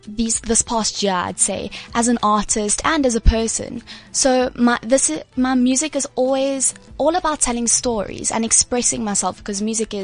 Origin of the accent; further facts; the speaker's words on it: South Africa; I got to represent like South Africa overseas.